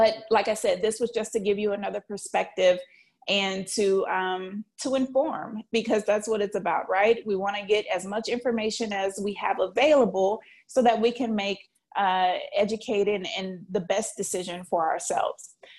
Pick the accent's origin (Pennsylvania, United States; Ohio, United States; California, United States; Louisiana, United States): Louisiana, United States; New Orleans; I'm from New Orleans, and the number one staple in New Orleans is red beans and rice